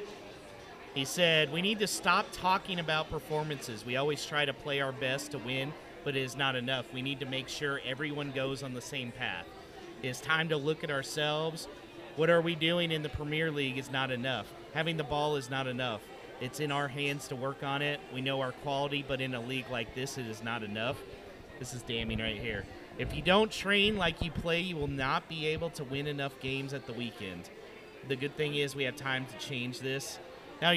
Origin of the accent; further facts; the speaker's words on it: Alabama, United States; I grew up in Alabama